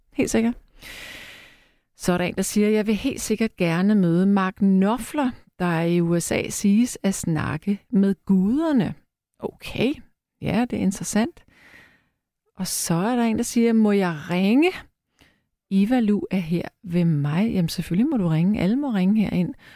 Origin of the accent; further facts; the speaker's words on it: Frederiksberg, Capital Region of Denmark, Denmark; på Frederiksberg, hvor jeg er opvokset